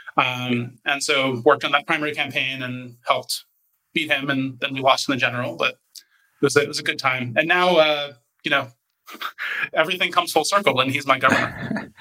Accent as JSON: {"language": "English", "town": "Washington", "region": "District of Columbia", "country": "United States", "tie": "born or raised there", "also_born_or_lived": "San Francisco", "moved": "as an adult", "lives_now": "New Haven, United States", "said": "I grew up actually just outside of Washington, D.C., one of the few people who was actually born in D.C."}